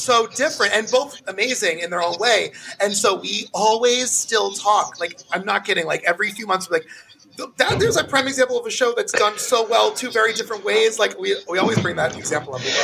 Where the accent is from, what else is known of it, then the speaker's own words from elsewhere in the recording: New York, United States; I'm so from New York